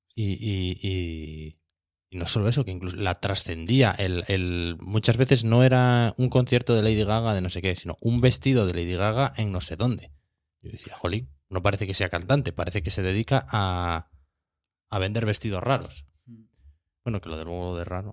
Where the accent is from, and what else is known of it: Asturias, Spain